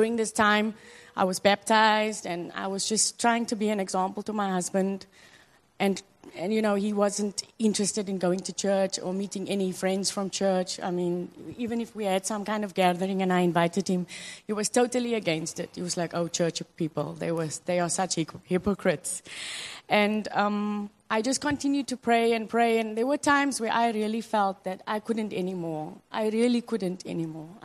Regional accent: South Africa; moved away as an adult; now in Hong Kong; I'm from South Africa, and my husband's from Cameroon, and we met here in Hong Kong

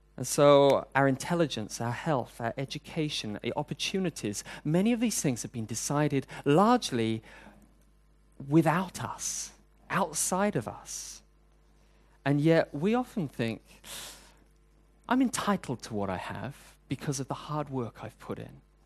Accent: United Kingdom; now in Hong Kong; I'm British, and queuing is a national sport

